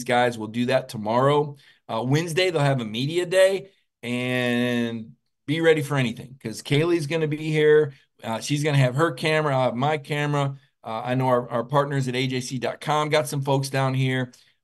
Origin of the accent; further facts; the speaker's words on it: Mobile, Alabama, United States; I was born in Mobile, Alabama